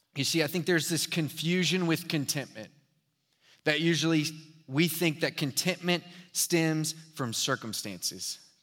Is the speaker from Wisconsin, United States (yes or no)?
no; Houston, Texas, United States; also born or lived in Dallas; I'm from Houston